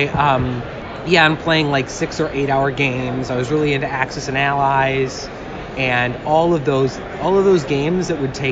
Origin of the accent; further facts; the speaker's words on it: Portland, Oregon, United States; now in Los Angeles, United States; I'm originally from Portland, Oregon.